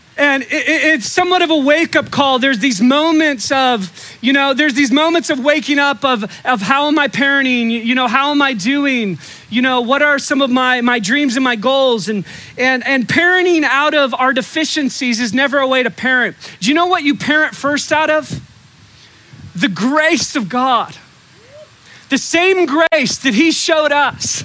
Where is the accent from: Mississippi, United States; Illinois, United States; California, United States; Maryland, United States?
California, United States; Humboldt County; I was raised in Humboldt County